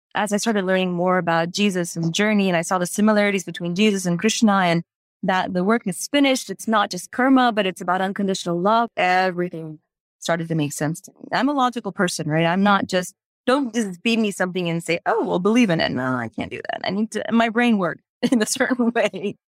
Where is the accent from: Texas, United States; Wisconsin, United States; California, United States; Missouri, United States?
Texas, United States; Houston; also born or lived in India; growing up in the United States, in Houston, Texas